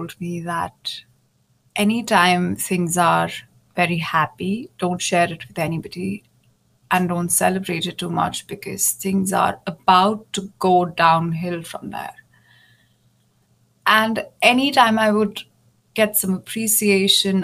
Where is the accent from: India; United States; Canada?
India; moved away as an adult; also born or lived in Germany; I moved back to India, which is my home country. And I moved back to my parents' house